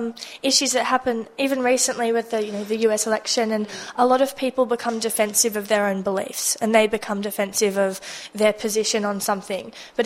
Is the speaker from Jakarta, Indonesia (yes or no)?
yes; Jakarta, Indonesia; Oh, I've been, well, since I was tiny, I grew up in Jakarta when I was like 1 year old. My mum, because they were expats living overseas.